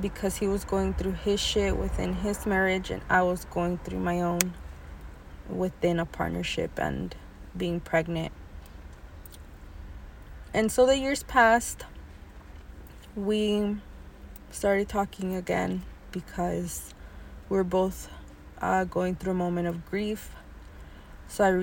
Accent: California, United States; I was born in California, U.S. of A.

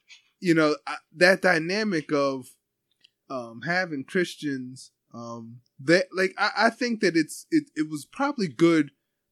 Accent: Ephrata, Pennsylvania, United States; I grew up in Ephrata

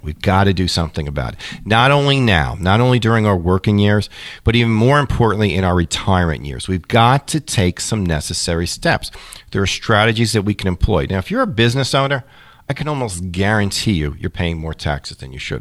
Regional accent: New York, United States; moved away as an adult; also born or lived in Kansas City; now in Ohio, United States; I grew up in New York, and listen, I can say this because I'm a native New Yorker.

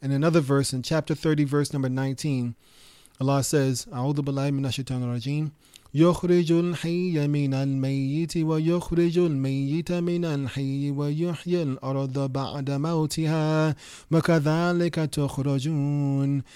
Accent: New York City, New York, United States; when I was growing up in New York City

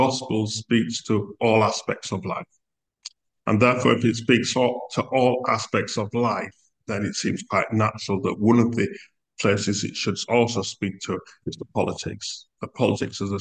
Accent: United Kingdom; we as in British people, includes myself

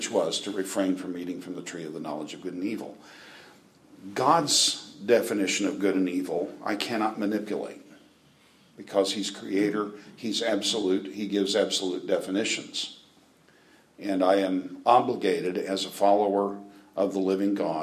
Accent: Britton, Oklahoma, United States; moved away; I'm from Britton, Oklahoma

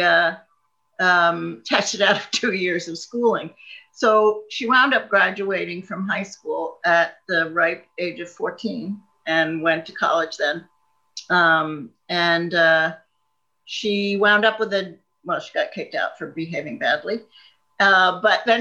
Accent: Long Island, New York, United States; moved away as an adult; also born or lived in Ohio; now in Scotland, United Kingdom; I grew up right outside of Manhattan

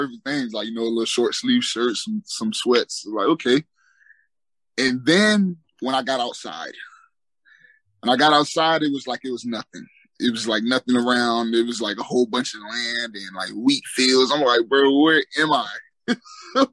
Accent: Fort Lauderdale, Florida, United States; also born or lived in West Palm Beach; I grew up in Fort Lauderdale

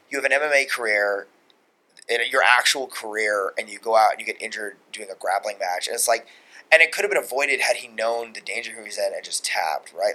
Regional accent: Long Island, New York, United States; we're both from Long Island

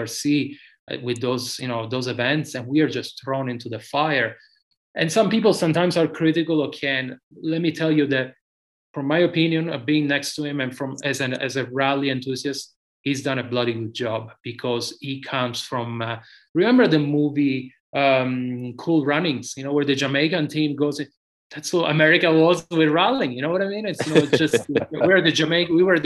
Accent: Sicily, Italy; moved away as an adult; now in United States; I grew up in tarmac in the stages in Sicily

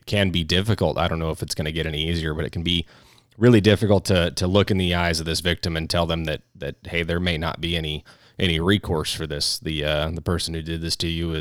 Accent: California, United States; also born or lived in Orange County; somebody who is from California. I grew up a little bit in Orange County

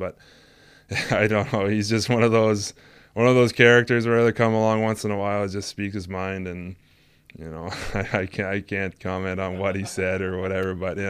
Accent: Nova Scotia, Canada; I grew up in Nova Scotia for a bit, and when we were about like 12 to about 13, 14, yeah, our minor hockey days, as they call it, 12 to about 15, I played with him in Nova Scotia

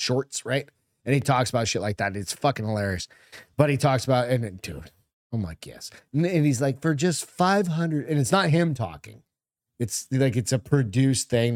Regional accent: Hampton, United States; moved away; I was in Hampton

